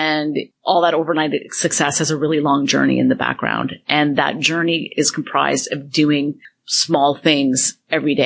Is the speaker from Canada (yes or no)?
yes; Toronto, Ontario, Canada; Toronto, downtown, born and raised.